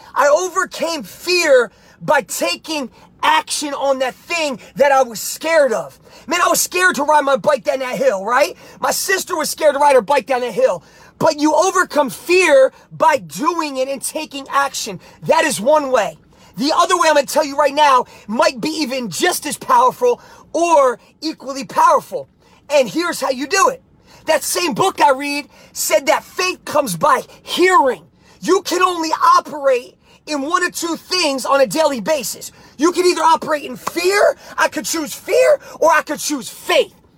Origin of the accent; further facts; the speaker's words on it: New Jersey, United States; I was a young kid growing up in Jersey